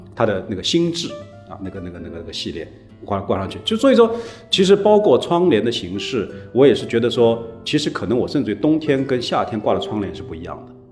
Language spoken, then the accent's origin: Chinese; Shanghai, China; 小时候在上海的市区生活